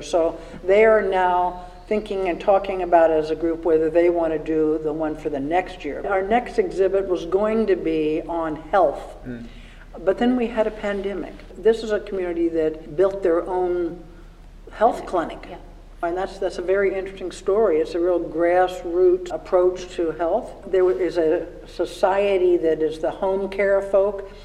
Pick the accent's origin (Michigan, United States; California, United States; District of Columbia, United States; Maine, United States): District of Columbia, United States; Washington; moved away; I grew up in Washington, D.C., went to the Smithsonian every grade one, grade two, grade three